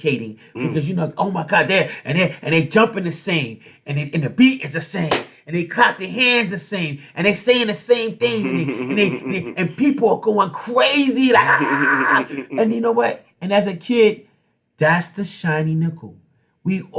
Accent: New York City, New York, United States; We grew up in Harlem.

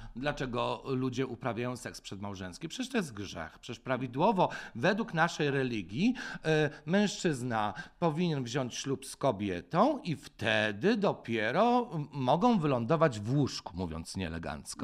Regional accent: Poland; born or raised there

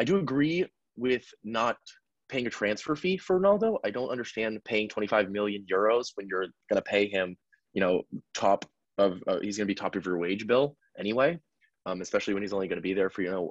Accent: United States; I'm American, so I say dollars

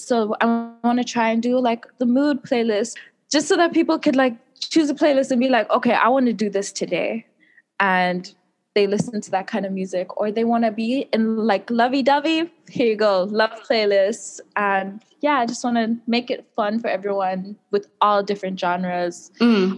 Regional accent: South Africa; moved away as an adult; now in Taiwan; I'm from South Africa

